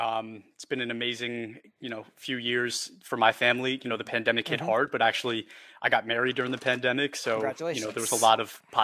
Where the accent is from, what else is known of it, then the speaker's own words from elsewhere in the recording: New York, United States; I'm actually a New Yorker too.